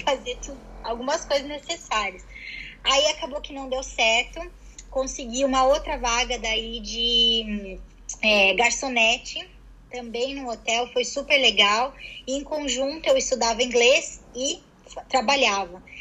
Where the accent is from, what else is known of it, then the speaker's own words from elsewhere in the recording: Curitiba, Paraná, Brazil; moved away as an adult; also born or lived in São Paulo; now in London, United Kingdom; A minha família saiu de São Paulo toda quando eu tinha seis anos de idade e fomos para Curitiba. E ah, tá. morei tá. em Curitiba até os meus 22 anos.